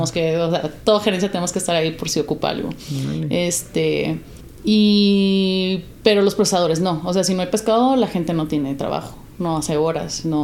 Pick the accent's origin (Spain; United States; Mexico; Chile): United States; born there; pues yo nací en Estados Unidos, también lo ocupo.